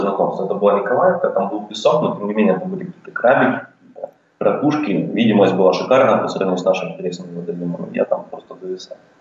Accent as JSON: {"language": "Russian", "town": "Shchastia", "region": "Luhansk Oblast", "country": "Ukraine", "tie": "born or raised there", "moved": "as an adult", "lives_now": "Australia", "said": "родился я и вырос в Луганской области. А, рядом там с городом а, Луганск есть такой город Счастье."}